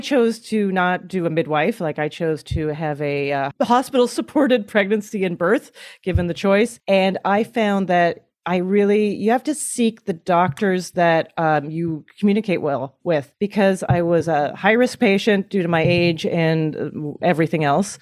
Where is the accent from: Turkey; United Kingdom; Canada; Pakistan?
Canada; moved away as an adult; now in United States; As a Canadian